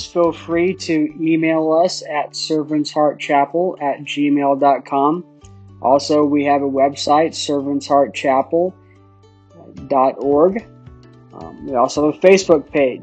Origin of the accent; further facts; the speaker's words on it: Phoenix, Arizona, United States; As a young child, growing up in Phoenix